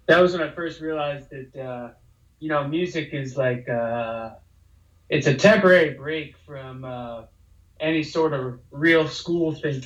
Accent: Rockford, Illinois, United States; moved away as an adult; also born or lived in Chicago, Illinois; now in New York City, United States; I grew up in Rockford, Illinois, like an hour outside, and then when I was 18, I moved to Chi-Town

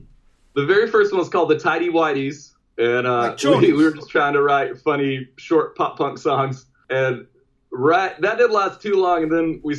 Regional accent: Hartsville, South Carolina, United States; moved away; I'm from Hartsville, South Carolina originally.

